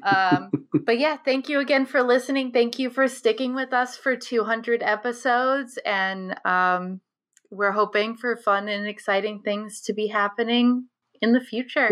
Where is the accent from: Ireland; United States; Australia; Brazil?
United States; Scituate; growing up in Situate